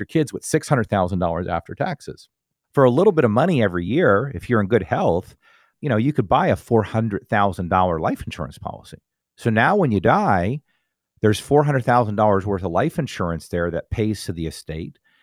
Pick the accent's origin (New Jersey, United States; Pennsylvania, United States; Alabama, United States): New Jersey, United States; I grew up in North Jersey, you know, in, in, in the country